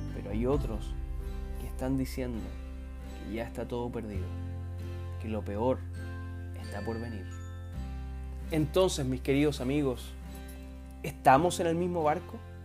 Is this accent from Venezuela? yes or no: no; Chile; nosotros como chilenos